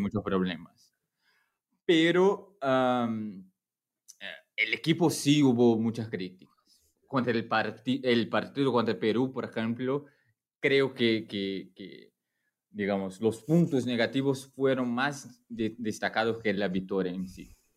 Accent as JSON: {"language": "Spanish", "country": "Brazil", "second_language": "Spanish"}